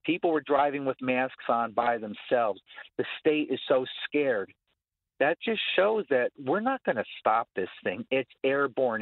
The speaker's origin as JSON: {"language": "English", "region": "New Jersey", "country": "United States", "moved": "yes", "lives_now": "Orlando, United States", "said": "I'm from New Jersey"}